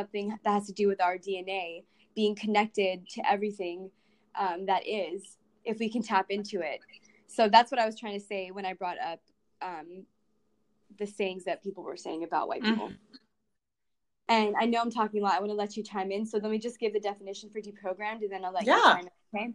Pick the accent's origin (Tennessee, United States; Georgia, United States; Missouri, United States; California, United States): California, United States; Los Angeles; I grew up in the Los Angeles Valley